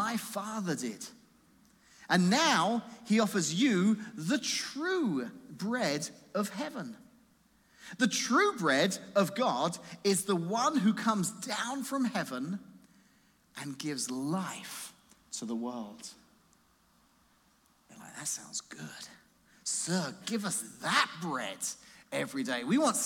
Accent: England, United Kingdom; now in Washington, United States; I'm from England

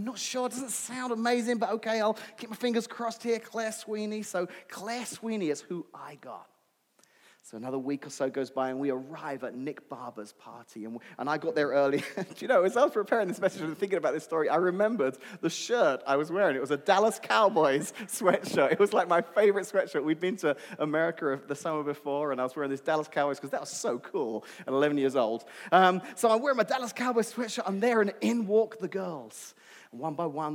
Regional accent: London, United Kingdom; Where I grew up in London, I went to an all-boys high school

